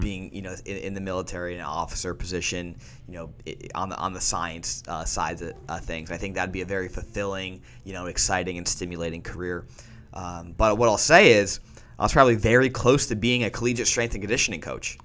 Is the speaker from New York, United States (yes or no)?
no; Wilkes-Barre, Pennsylvania, United States; moved away; my first rotation was up in my hometown in Wilkes-Barre, Scranton area.